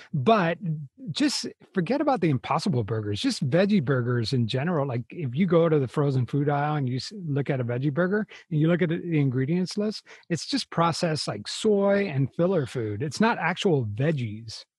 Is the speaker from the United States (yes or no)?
yes; United States; we're American